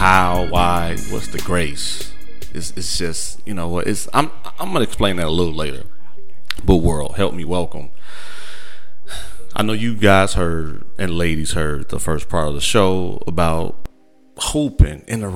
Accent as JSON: {"language": "English", "region": "Midwest", "country": "United States", "said": "we're from the Midwest"}